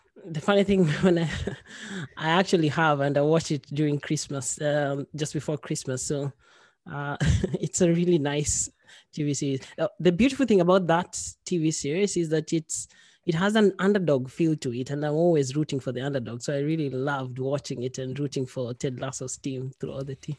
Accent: Kenya; moved away as an adult; also born or lived in Norway; now in Sweden; I'm from Kenya. I've lived in Sweden for six, seven years now. Uh, before that, I've li-, I'd lived in Kenya for most of my life

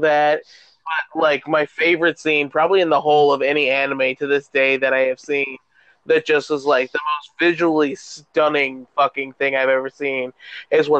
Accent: Arizona, United States; I'm from Arizona.

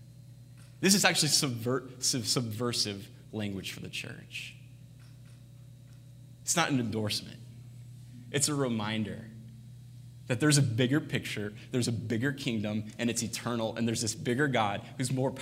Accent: United States; we grew up in America

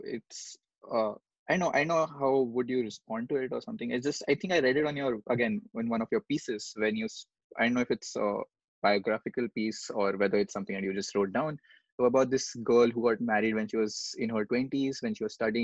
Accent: India; There are almost 135 crore people here.

